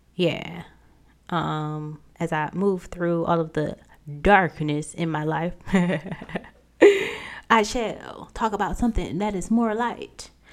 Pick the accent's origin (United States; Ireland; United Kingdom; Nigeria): United States; accent: southern drag mixed with midwestern; this southern drag in between all this other midwestern English